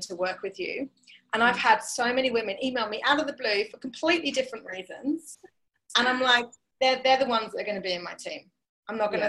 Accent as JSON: {"language": "English", "region": "England", "country": "United Kingdom", "said": "I'm English"}